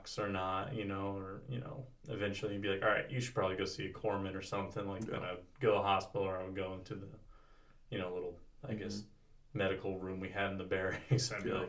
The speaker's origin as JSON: {"language": "English", "region": "California", "country": "United States", "tie": "born or raised there"}